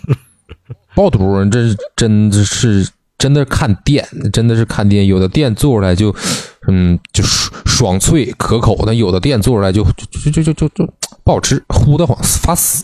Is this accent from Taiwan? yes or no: no; Northeast China, China; 咱们作为东北人